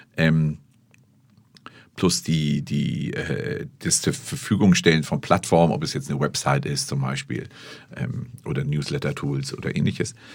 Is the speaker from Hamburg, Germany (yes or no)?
yes; Hamburg, Germany; Ich bin aus Barmbek.